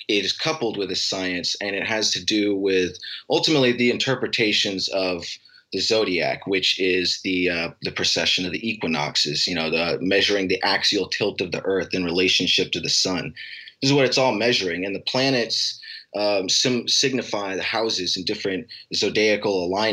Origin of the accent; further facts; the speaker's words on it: Alaska, United States; moved away; I grew up in Alaska